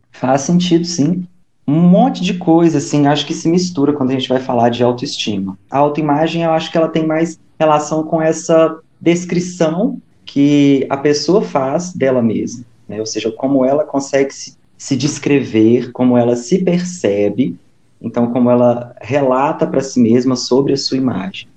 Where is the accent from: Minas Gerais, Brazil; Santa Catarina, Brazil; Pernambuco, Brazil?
Minas Gerais, Brazil; interior of; now in Belo Horizonte, Brazil; sou mineiro do interior, mas moro atualmente em Belo Horizonte